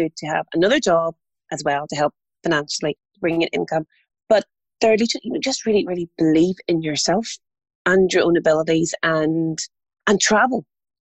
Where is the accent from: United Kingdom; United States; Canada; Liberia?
United Kingdom; Armagh, Northern Ireland; moved away; I'm an only child and I grew up in Armagh.